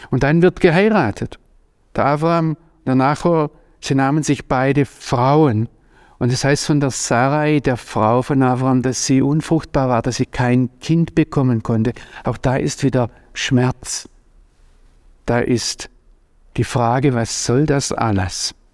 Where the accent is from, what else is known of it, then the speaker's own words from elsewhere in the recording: Pforzheim, Baden-Württemberg, Germany; Ich bin hier in der Gegend aufgewachsen und Pforzheim hat an vielen Stellen manches Ähnliche wie Babylon.